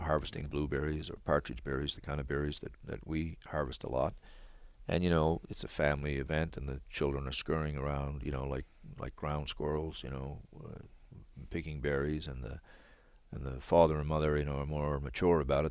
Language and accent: English; Newfoundland and Labrador, Canada; I come from Newfoundland